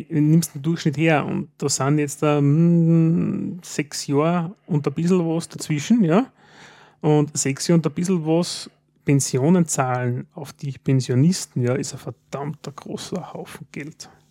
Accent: Styria, Austria; Und als Steirer denkt man, äh, so lange arbeiten

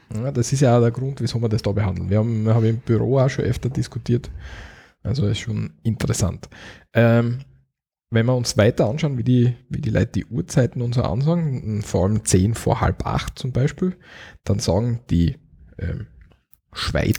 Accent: Austria; Wir in Österreich im Osten, Südosten, sagen wir Viertelelf.

